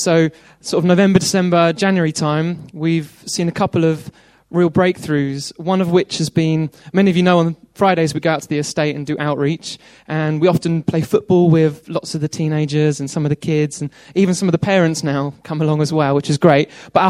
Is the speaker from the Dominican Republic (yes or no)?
no; Worthing, South East England, United Kingdom; Okay, I've been told to say where I'm from. I'm from Worthing, no joke.